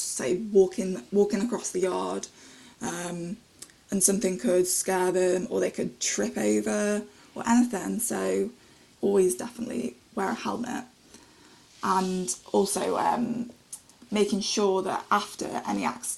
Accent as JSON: {"language": "English", "town": "Stoke-on-Trent", "region": "West Midlands", "country": "United Kingdom", "said": "I'm 23 and I'm from Stoke-on-Trent in Staffordshire."}